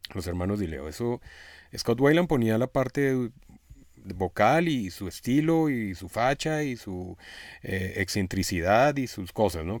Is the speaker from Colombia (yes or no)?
yes; Colombia; como buen colombiano